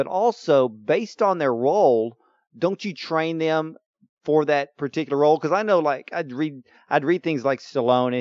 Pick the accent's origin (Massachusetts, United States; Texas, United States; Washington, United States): Texas, United States; Houston; I'm Houston, Texas